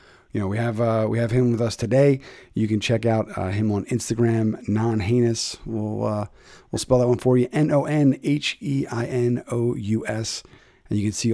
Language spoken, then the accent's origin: English; Philadelphia, Pennsylvania, United States; checking in from my hometown, the city of Brotherly Love in the Northeast, the Mayfair section, keeping it close to my roots